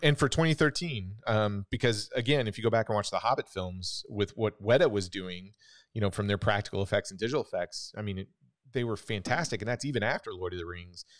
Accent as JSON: {"language": "English", "town": "Wichita", "region": "Kansas", "country": "United States", "tie": "born or raised there", "said": "when I was growing up in Wichita, Kansas"}